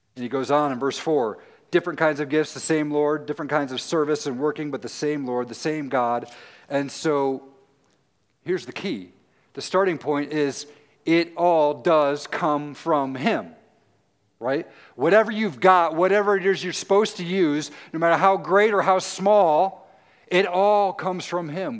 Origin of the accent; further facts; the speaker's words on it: Tennessee, United States; now in Muncie, United States; I'm from Tennessee